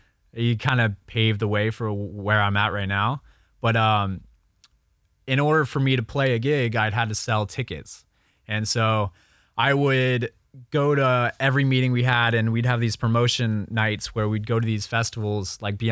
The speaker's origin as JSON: {"language": "English", "town": "Memphis", "region": "Tennessee", "country": "United States", "tie": "born or raised there", "said": "So I grew up in Memphis, Tennessee. A little bit, not Nashville. A lot of people think Nashville, but..."}